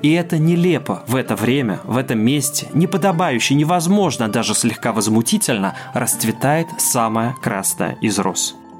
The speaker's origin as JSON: {"language": "Russian", "country": "Russia", "said": "я, человек из России"}